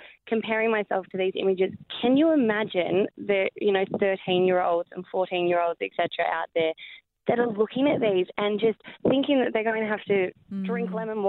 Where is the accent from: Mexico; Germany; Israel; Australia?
Australia; Wagga Wagga, New South Wales; also born or lived in Holbrook / Bendigo; Yeah, and Holbrook and Baxmarsh and Bendigo, but originally Wagga. So a lot of country towns.